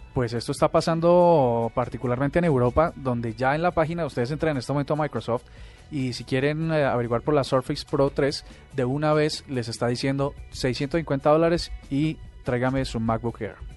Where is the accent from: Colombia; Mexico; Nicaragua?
Colombia; somos los colombianos